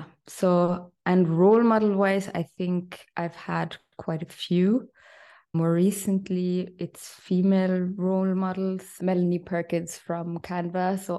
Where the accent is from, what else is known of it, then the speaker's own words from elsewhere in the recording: Austria; also born or lived in Ireland; I know that's a bit of a mouthful. I'm half Irish, half Austrian. I grew up in both countries.